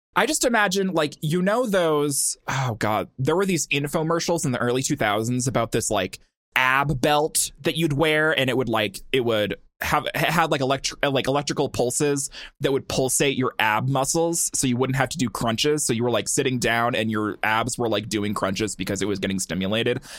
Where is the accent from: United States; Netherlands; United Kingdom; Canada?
United States; Montana; I'm from Montana